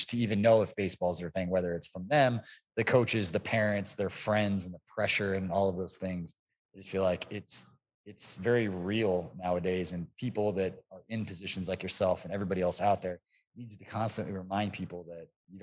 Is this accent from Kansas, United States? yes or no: yes; Overland Park, Kansas, United States; the EKL where I grew up out in Overland Park.